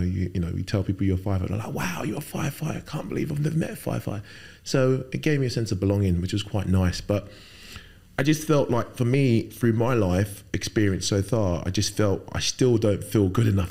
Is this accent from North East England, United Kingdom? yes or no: no; London, United Kingdom; also born or lived in Lagos, Nigeria; spent best, best part of my life growing up in London, uh, most of it in Fulham